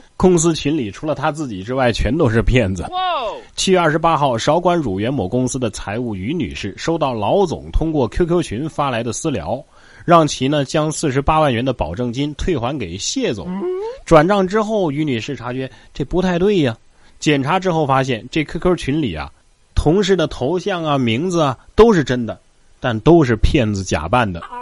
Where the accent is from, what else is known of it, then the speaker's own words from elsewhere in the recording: Xiangyang, Hubei, China; moved away; 就在我老家湖北襄阳